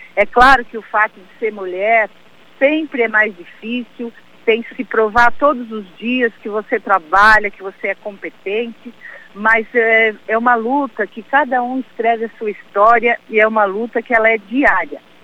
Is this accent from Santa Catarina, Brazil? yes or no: yes; Araranguá, Santa Catarina, Brazil; also born or lived in Timbé do Sul / Florianópolis; now in São José, Brazil; Eu tive o, o, uma infância na cidade de Araranguá, fui com seis meses para Araranguá, fiz toda a minha adolescência e estudei também na cidade